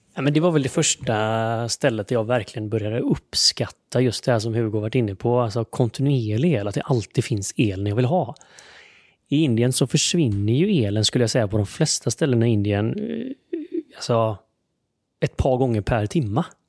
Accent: Sweden; Jag som svensk

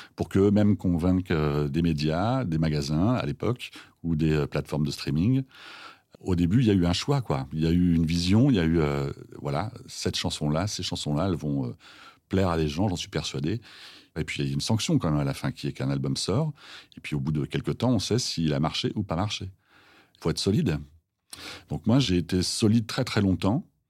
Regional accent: Villers-Cotterêts, Hauts-de-France, France; Je viens de Picardie, dans l'Aisne, 02, Villers-Cotterêts

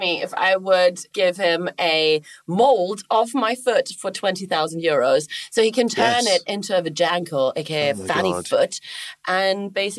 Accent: Germany; moved away as an adult; now in United Kingdom; I'm from Germany

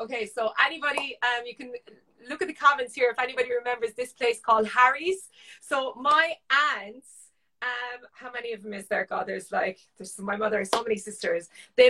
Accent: Patrickswell, Munster, Ireland; I now live in Mungret, but yeah, I was brought up in Patrickswell and spent my childhood there. My parents moved there when I was born

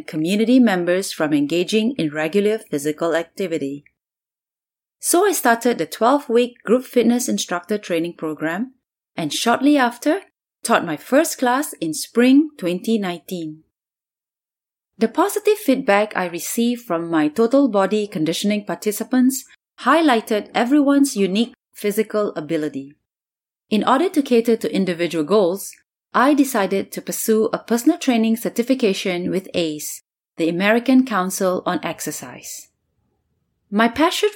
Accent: Singapore; moved away as an adult; now in New York City, United States

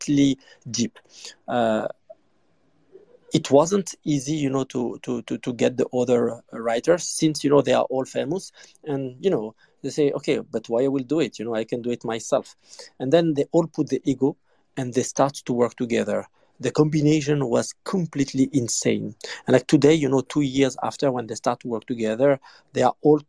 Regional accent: France; I grew up in France, so in Paris

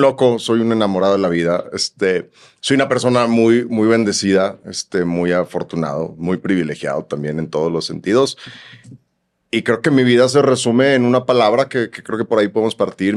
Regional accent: Chiapas, Mexico; also born or lived in Guadalajara, Jalisco; Somos este, tapatíos de nacimiento y chiapaneco de malcrianza

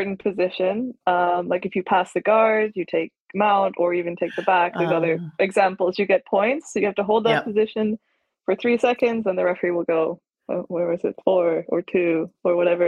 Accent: Hamilton, Ontario, Canada; moved away as an adult; now in Bristol, United Kingdom; I'm originally from Canada, so I started under Jeff Jocelyn, who is a black belt under Alliance in my hometown of Hamilton, Ontario, Canada

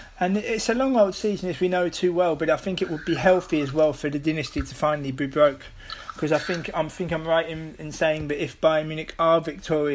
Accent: United Kingdom; now in Netherlands; as a British person living here in the Netherlands

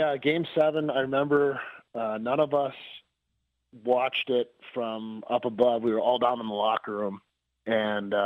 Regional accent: Wisconsin, United States; I'm from Wisconsin, so I know what it's like when the cold starts to melt

